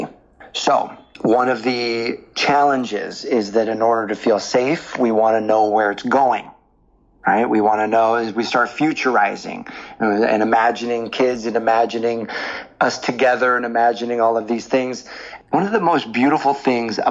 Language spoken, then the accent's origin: English; the Northwest, Pacific Northwest, United States; I was from the Northwest.